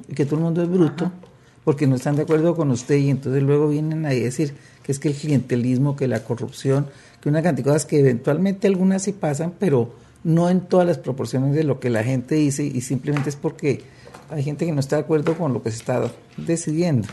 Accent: Colombia; aquí en Colombia

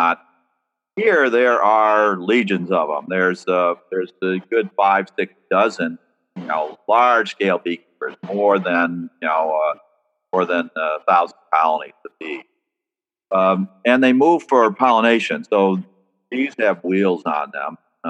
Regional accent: Vermont, United States; moved away as an adult; also born or lived in Maryland / Delaware / New York; now in Oregon, United States; I was brought up in Vermont

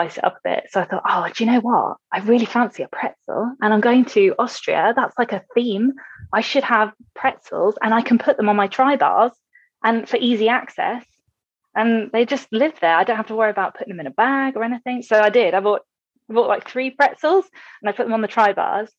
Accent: England, United Kingdom; we're English.

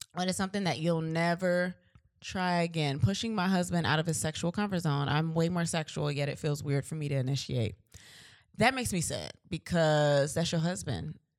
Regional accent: Virginia Beach, Virginia, United States; We're from Virginia. We're from V A, Virginia Beach

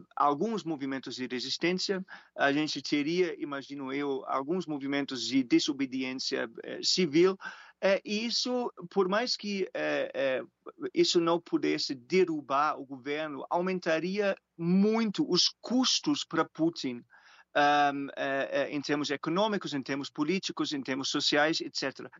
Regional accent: Germany; Portuguese is a second language; moved away; Eu sou alemão

